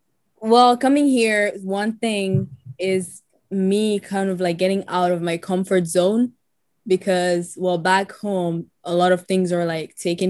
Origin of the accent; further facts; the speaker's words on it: Chad; now in United States; I am an artist, like Mohammed said. I am from Chad, and I have been living in the U.S. for 6 years now.